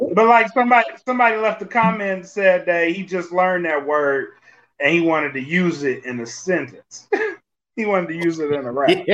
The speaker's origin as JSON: {"language": "English", "region": "Louisiana", "country": "United States", "said": "I'm from Louisiana."}